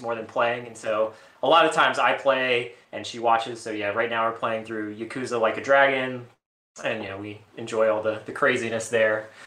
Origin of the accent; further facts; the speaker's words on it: New Orleans, Louisiana, United States; now in Baltimore, United States; I'm from New Orleans